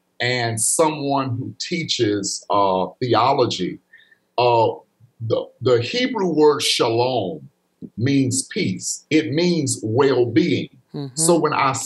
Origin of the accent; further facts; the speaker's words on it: Pickens County, Alabama, United States; growing up in Pickens County, going to school there